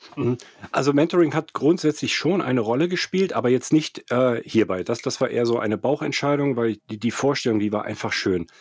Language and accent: German; Cologne, North Rhine-Westphalia, Germany; moved away as an adult; also born or lived in Frankfurt / London / Zurich / Erftstadt; habe in Köln studiert, bin in Köln aufgewachsen